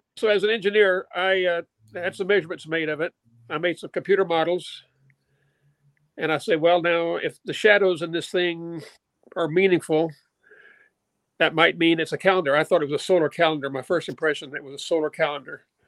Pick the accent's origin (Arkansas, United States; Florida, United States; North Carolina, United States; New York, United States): Arkansas, United States; Little Rock; I grew up in Little Rock, Arkansas.